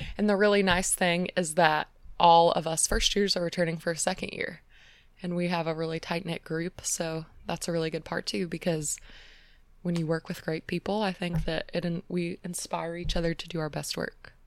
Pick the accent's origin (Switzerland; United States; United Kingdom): United States; Atlanta, Georgia; moved away as an adult; also born or lived in Indiana; now in Phoenix, United States; I'm from Atlanta, which is on the opposite side of the country